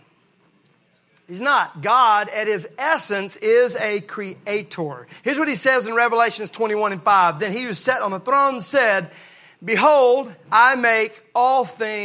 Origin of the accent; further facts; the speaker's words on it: Mississippi, United States; I grew up in Mississippi where we use Bondo a lot.